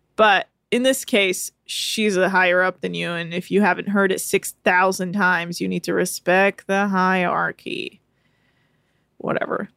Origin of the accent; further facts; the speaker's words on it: United States; I was born in America.